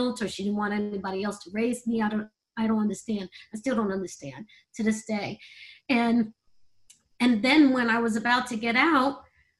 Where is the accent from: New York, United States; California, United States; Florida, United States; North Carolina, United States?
New York, United States; New York City; I was born and raised in Brooklyn, New York